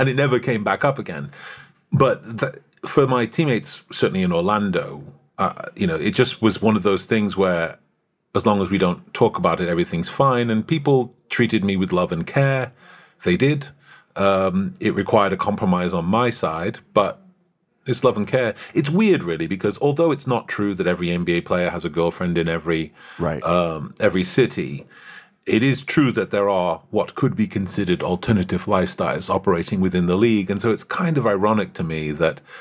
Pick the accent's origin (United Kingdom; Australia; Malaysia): United Kingdom; moved away; I'm British